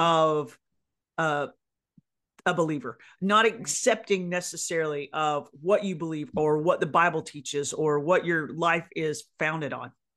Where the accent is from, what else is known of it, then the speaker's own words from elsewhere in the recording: North Carolina, United States; in the South where I grew up, North Carolina was my hometown